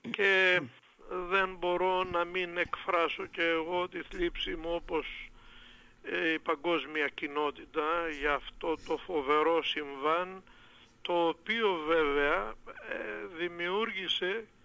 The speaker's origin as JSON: {"language": "Greek", "country": "Greece", "said": "αυτή η ανθρωπιστική διάθεση που έχουμε ως Έλληνες και ως Ορθόδοξοι εμείς"}